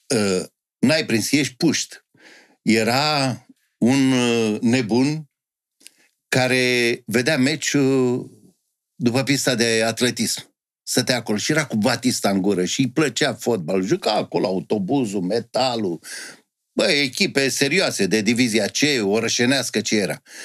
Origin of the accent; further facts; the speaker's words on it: Bucharest, Romania; Am crescut în Ferentari, român în Ferentari